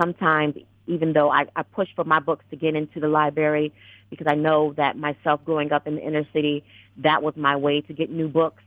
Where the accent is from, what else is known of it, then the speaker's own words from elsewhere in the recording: New England, United States; I was born and raised in New England